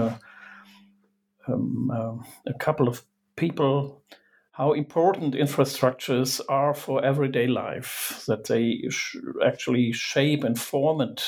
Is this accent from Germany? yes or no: yes; Germany; I'm from Germany